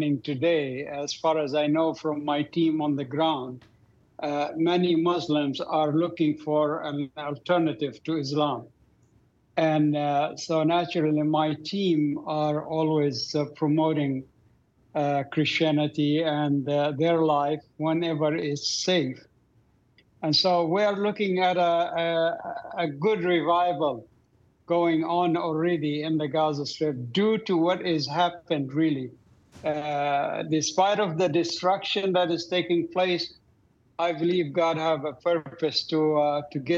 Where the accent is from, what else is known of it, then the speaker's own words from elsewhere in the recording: Doha, Qatar; moved away; I grew up in Doha, Qatar.